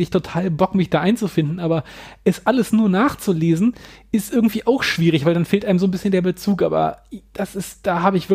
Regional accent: Hannover, Lower Saxony, Germany; in Hamburg und auch in meiner Heimatstadt Hannover finde ich super interessant.

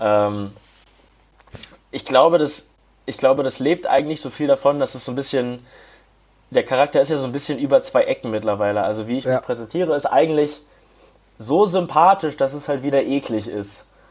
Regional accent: Hamburg, Germany; moved away as an adult; also born or lived in Bayreuth; Ich komme ursprünglich aus Hamburg

